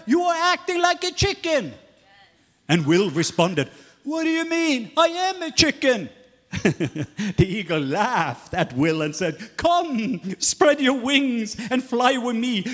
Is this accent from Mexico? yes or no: no; Southern Norway, Norway; now in Atlanta, United States; I am from Norway, not Atlanta.